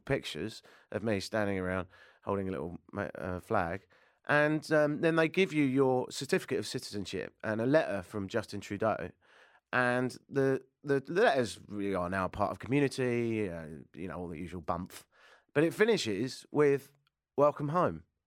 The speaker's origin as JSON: {"language": "English", "country": "United Kingdom", "also_born_or_lived": "Ireland (father)", "moved": "as an adult", "lives_now": "Toronto, Canada", "said": "I'm British"}